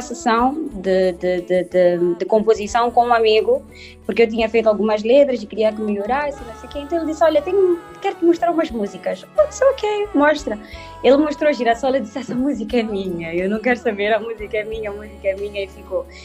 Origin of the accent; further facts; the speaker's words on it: Maputo, Mozambique; nasci na província de Maputo, em Moçambique